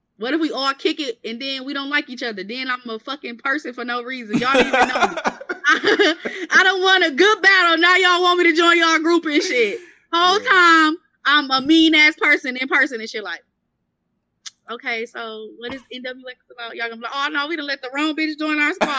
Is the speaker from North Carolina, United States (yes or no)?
no; Milwaukee, Wisconsin, United States; accent: country; I'm from Milwaukee